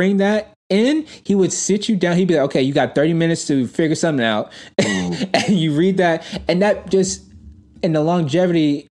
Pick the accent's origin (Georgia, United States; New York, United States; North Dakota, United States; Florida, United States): New York, United States; New York City; I grew up in Brooklyn